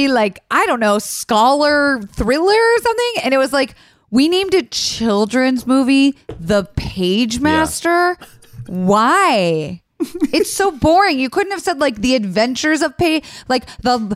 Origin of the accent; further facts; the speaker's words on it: Florida, United States; I'm from Florida